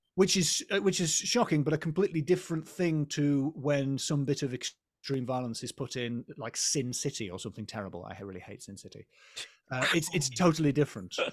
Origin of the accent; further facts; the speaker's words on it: England, United Kingdom; as an English person